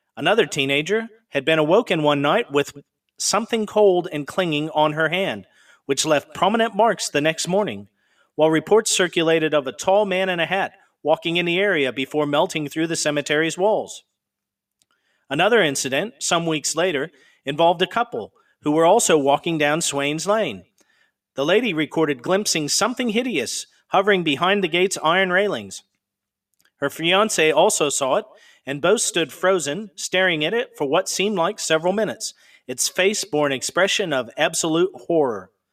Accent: Pacific Northwest, United States; moved away; I'm originally from the Pacific Northwest

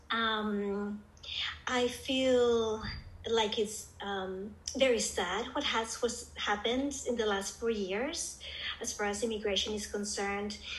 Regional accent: Colombia; also born or lived in United States / Singapore; now in Arizona, United States; I am, was born and raised in Colombia, South America, and then moved to the U.S.

